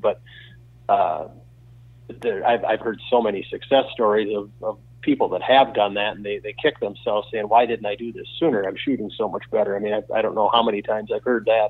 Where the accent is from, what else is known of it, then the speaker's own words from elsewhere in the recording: Wisconsin, United States; also born or lived in Minnesota; I was born here in Wisconsin, but we moved to Minnesota for three years because his uh, his employment took him out there